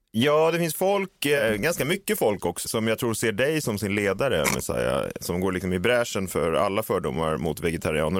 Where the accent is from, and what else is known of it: Stockholm, Stockholm County, Sweden; born or raised there